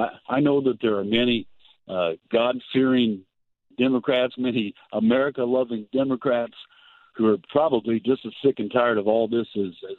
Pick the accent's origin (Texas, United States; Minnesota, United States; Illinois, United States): Illinois, United States; Georgetown; also born or lived in Champaign, United States; Well, originally down around Champaign, Illinois. My father is a minister, and we moved to a little town called Georgetown.